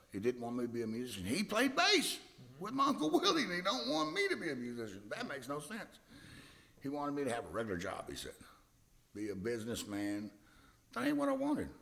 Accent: Hillsboro, Texas, United States; I'm from Hillsboro, Texas, right down the street

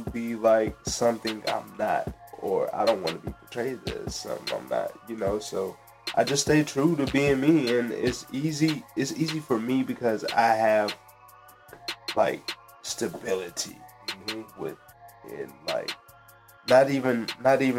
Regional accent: Marietta, Georgia, United States; also born or lived in Fort Gordon, Richmond County, Georgia; I grew up in Marietta, man. That's where I'm from.

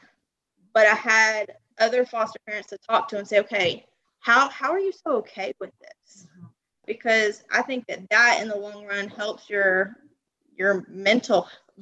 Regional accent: Louisiana, United States; I'm from Louisiana. Don't think there's too many of us down here

